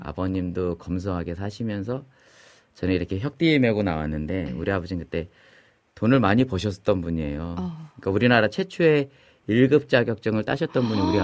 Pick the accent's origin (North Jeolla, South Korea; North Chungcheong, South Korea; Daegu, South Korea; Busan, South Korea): North Chungcheong, South Korea; Chungju; 우리 그 시골 충주가 제 고향인데